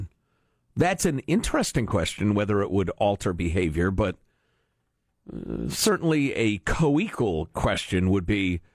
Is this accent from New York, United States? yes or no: no; right outside Chicago, Illinois, United States; I grew up in right outside Chicago and in the Midwest